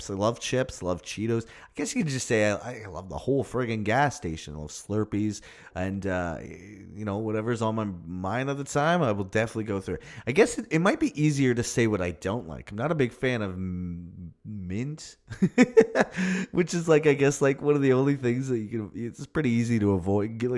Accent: Toronto, Ontario, Canada; We're from Toronto.

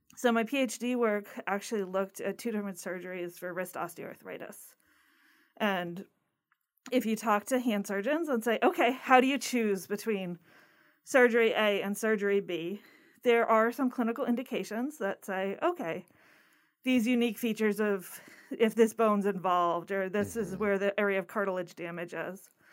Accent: Connecticut, United States; moved away as an adult; also born or lived in Massachusetts; now in Florida, United States; I grew up in Connecticut and I was not ready to go really far away from home

